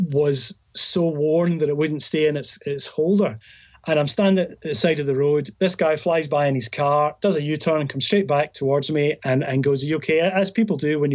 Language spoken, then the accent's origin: English; Scotland, United Kingdom; I'm from Scotland